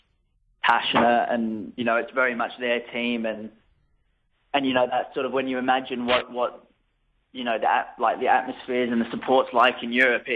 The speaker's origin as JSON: {"language": "English", "country": "Australia", "also_born_or_lived": "United Kingdom", "moved": "yes", "lives_now": "Austria", "said": "I am Australian"}